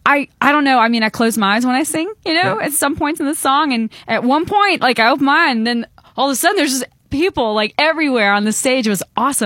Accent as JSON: {"language": "English", "region": "Montana", "country": "United States", "tie": "born or raised there"}